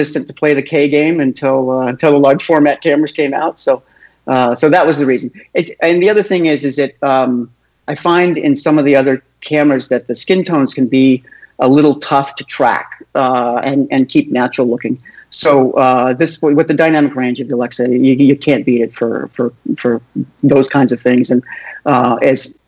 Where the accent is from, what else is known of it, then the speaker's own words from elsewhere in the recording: Topanga, California, United States; I grew up in Topanga Canyon, which was kind of a hippie-laden area north of Los Angeles, almost to Malibu